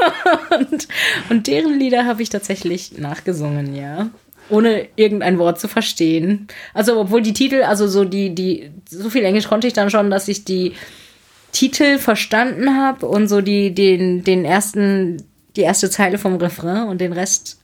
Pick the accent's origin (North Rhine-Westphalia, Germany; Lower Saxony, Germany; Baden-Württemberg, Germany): Baden-Württemberg, Germany; Heidelberg; ich komme aus Heidelberg